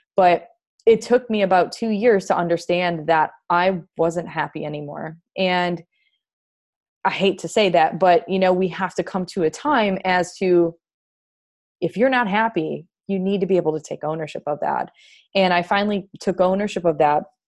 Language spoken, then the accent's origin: English; Wisconsin, United States; moved away as an adult; now in North Carolina, United States; I'm from Wisconsin originally, and, you know, now I'm living in North Carolina.